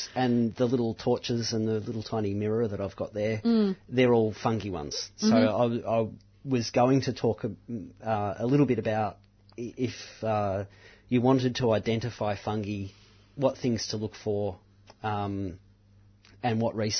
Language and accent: English; Mount Macedon, Victoria, Australia; the old garden I grew up in Mount Macedon